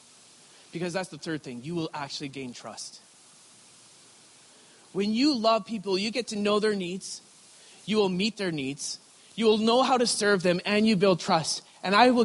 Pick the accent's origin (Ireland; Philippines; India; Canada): Canada; Creston, British Columbia; also born or lived in Richmond, BC; I grew up in a small little town in Creston, BC